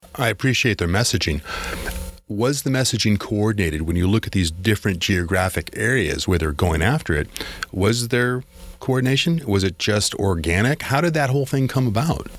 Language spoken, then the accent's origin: English; Massachusetts, United States; I'm from Massachusetts